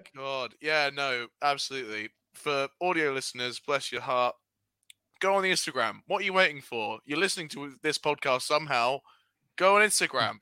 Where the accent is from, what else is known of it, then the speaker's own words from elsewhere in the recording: United Kingdom; We're British boys